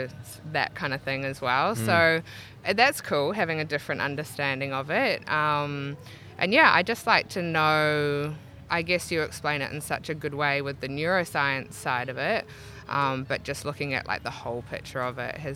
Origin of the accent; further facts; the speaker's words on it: Auckland, New Zealand; moved away as an adult; now in Brisbane, Australia; Originally from Auckland, New Zealand, and moved to Brisbane about 9 years ago